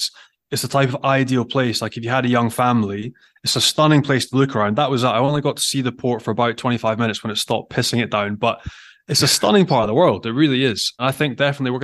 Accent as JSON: {"language": "English", "region": "Scotland", "country": "United Kingdom", "said": "as a Scot"}